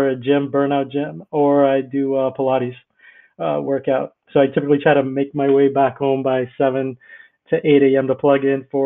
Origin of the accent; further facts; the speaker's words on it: Bahamas; moved away as an adult; also born or lived in Tampa, Florida; I grew up in the Bahamas. Well, my parents were Greek, and they migrated to the Bahamas